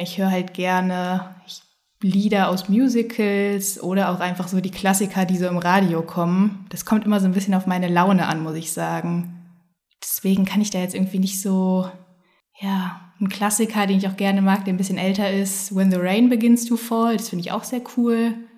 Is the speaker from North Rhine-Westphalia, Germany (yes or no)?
yes; Bonn, North Rhine-Westphalia, Germany; moved away as an adult; also born or lived in Finland / Cologne; now in Hamburg, Germany; bin gebürtige Bonnerin, habe dort auch eigentlich den Großteil meines Lebens gespielt